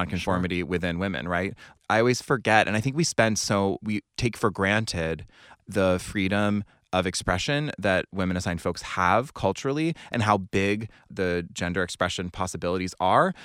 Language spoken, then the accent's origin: English; Cary, North Carolina, United States; I grew up in Cary, North Carolina